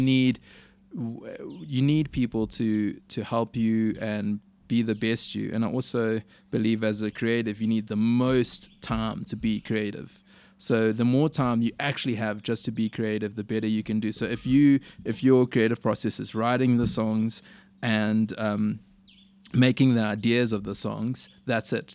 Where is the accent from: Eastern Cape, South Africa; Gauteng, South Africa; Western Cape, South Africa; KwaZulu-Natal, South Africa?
KwaZulu-Natal, South Africa; Durban; growing up in Durban